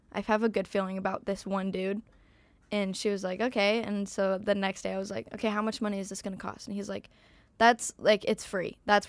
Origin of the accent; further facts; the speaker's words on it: Arizona, United States; I am from Arizona.